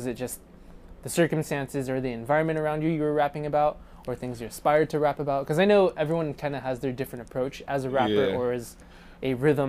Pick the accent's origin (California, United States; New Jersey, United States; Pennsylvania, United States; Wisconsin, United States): California, United States; Poway; I grew up in Sabre Springs, and I grew up in Poway.